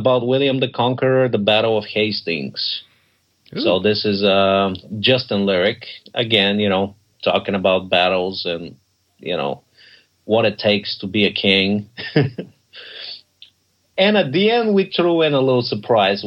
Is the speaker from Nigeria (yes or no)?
no; Bulgaria; moved away; I'm originally from Bulgaria